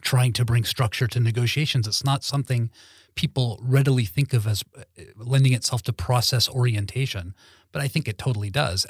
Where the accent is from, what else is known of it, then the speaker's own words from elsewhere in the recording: Los Angeles, California, United States; moved away as an adult; now in Sweden; growing up in Lo-, Los Angeles